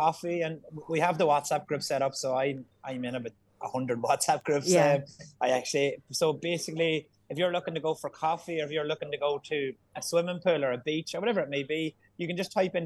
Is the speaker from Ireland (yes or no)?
yes; Ireland; we're Irish